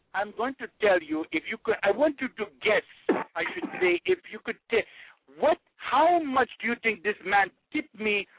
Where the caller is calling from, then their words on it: New Delhi, Delhi, India; That's a joke. I'm calling from New Delhi.